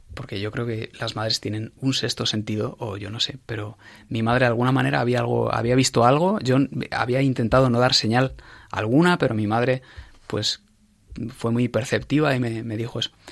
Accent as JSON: {"language": "Spanish", "town": "Ávila", "region": "Castile and León", "country": "Spain", "tie": "born or raised there", "also_born_or_lived": "Madrid", "moved": "as an adult", "said": "yo pasé mi infancia y mi adolescencia en Ávila"}